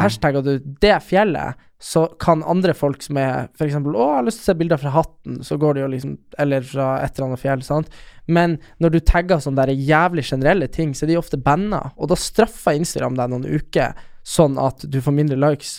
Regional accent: Storjord, Norway; huset vårt hjemme på Storjord.

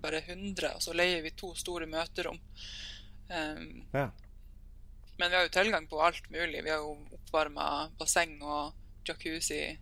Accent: Sørreisa, Troms, Norway; moved away as an adult; also born or lived in Hamar; now in Tromsø, Norway; jeg kommer fra Sørreisa, som er en, oh, eh, lita bygd eh, ca. To, to timers kjøretur unna Tromsø

